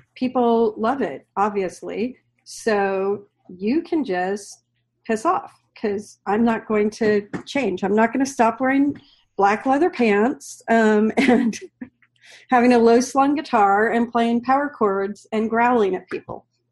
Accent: the Oregon coast, United States; growing up on the Oregon coast, you literally had to like drive two hours to get anywhere

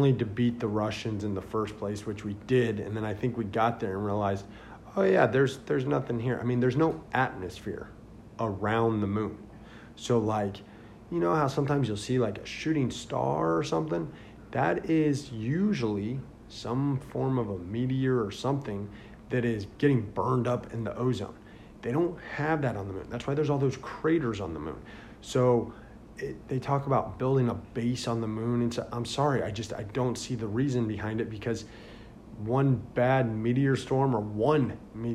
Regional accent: Indiana, United States; now in Florida, United States; I grew up north in Indiana

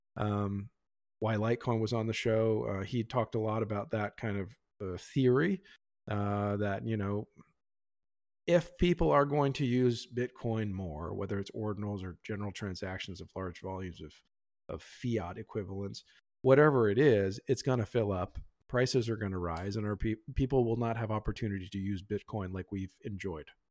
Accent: Pennsylvania, United States; now in Texas, United States; I grew up in Pennsylvania, and actually, I'm here in Texas

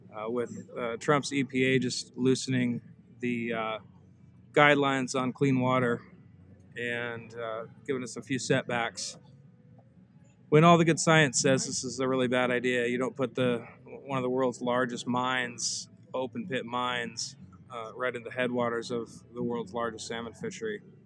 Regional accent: Seward, Alaska, United States; I was born and raised here in Alaska, Prince William Sound and Seward.

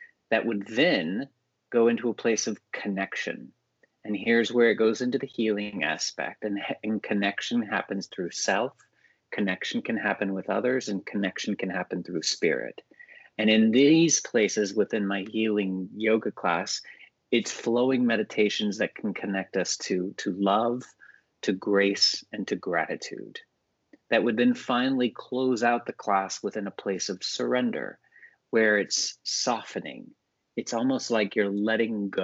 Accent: Texas, United States; young boy growing up in Texas

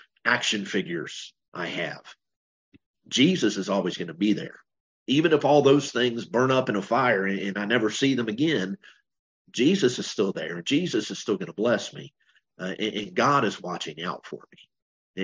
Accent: United States; also born or lived in Bowling Green, Kentucky; I'm an American

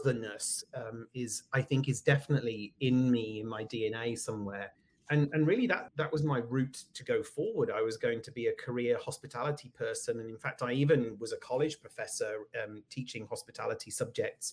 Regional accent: United Kingdom; moved away as an adult; also born or lived in California; now in Connecticut, United States; you can probably hear from my accent that I am from the UK. That's where I grew up, lived there until I was in my 40s

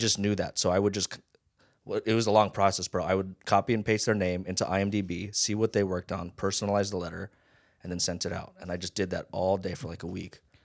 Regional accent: Las Vegas, Nevada, United States; born or raised there; accent: Pidgin; also born or lived in Hawaii

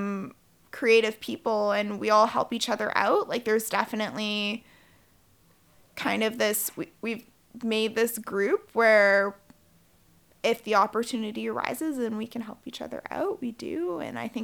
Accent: New Westminster, British Columbia, Canada; I grew up in the suburbs. So I grew up in New West.

